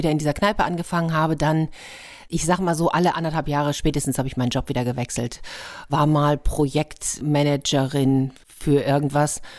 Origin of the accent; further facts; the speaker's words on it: Madrid, Community of Madrid, Spain; moved away; Da habe ich gedacht, ich komme aber doch aus Madrid. Ich habe doch schon eine große Stadt hinter mir.